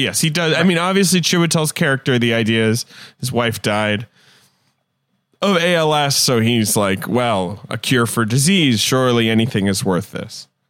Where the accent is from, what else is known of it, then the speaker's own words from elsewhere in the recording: London, United Kingdom; moved away; also born or lived in United States; I grew up in London